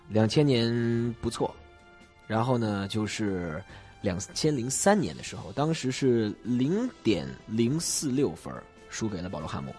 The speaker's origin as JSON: {"language": "Chinese", "region": "Beijing", "country": "China", "tie": "born or raised there", "moved": "yes", "lives_now": "Hong Kong", "said": "我现在香港工作，因为我老家是北京"}